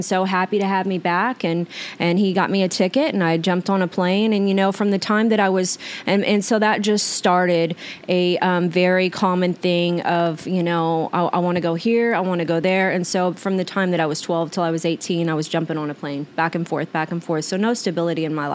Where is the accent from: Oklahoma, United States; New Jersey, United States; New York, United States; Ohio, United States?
Oklahoma, United States; moved away as an adult; now in Arizona, United States; back to Oklahoma. Like, I was just a juvenile delinquent, and in my hometown